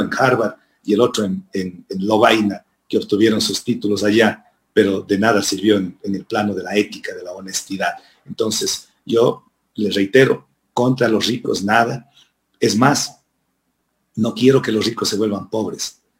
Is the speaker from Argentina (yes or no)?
no; Ecuador; yo nací en Huasipungo. Nací en una hacienda.